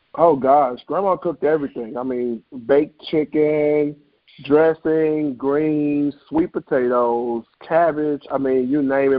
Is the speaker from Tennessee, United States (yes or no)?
yes; Memphis, Tennessee, United States; moved away as an adult; now in Bloomington, United States; I am from Memphis, Tennessee. Uh, born and raised. Uh, I now reside in Bloomington, Illinois.